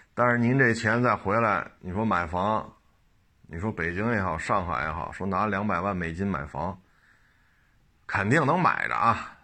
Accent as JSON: {"language": "Chinese", "country": "China", "said": "咱们都是中国人嘛"}